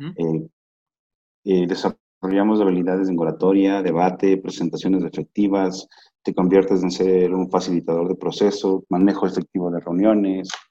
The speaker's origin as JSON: {"language": "Spanish", "country": "Ecuador", "said": "soy ecuatoriano al 100%"}